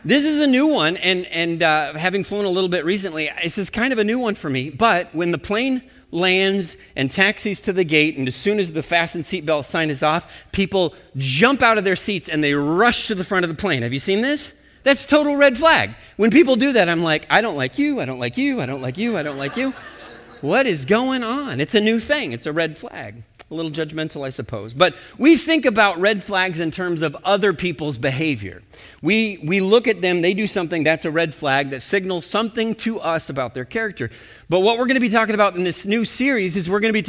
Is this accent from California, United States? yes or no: no; Minnesota, United States; we're from Minnesota